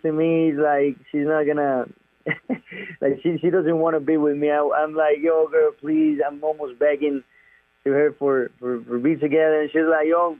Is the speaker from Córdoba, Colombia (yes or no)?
no; Medellín, Antioquia, Colombia; I'm from Medellin. Medellin is the name of the city, my hometown.